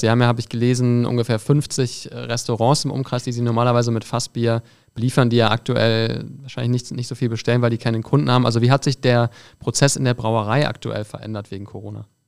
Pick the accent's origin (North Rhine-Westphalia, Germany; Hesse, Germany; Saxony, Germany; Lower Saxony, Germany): North Rhine-Westphalia, Germany; Düsseldorf; ich bin Düsseldorfer